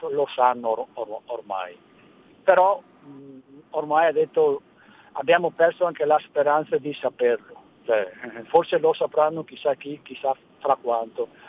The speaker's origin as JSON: {"language": "Italian", "region": "Veneto", "country": "Italy", "said": "io sono veneto"}